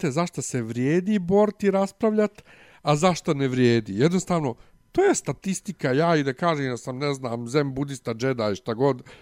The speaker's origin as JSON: {"language": "Croatian", "country": "Serbia", "accent": "Ekavian", "said": "ja sam na popisu rekao, ja sam srbin, ovaj srpski jezik pravoslavac"}